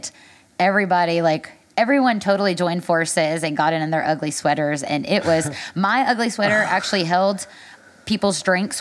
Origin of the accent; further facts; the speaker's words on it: Nashville, Tennessee, United States; I'm a native of Nashville